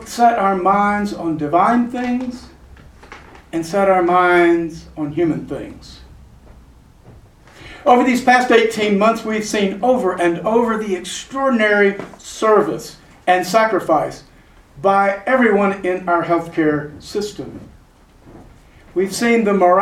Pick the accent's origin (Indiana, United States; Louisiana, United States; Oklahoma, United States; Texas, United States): Texas, United States; San Antonio; born or raised there